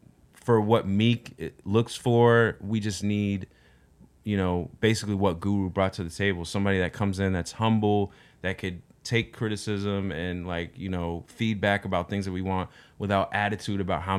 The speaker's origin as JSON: {"language": "English", "town": "Altus", "region": "Oklahoma", "country": "United States", "said": "I'm from Oklahoma."}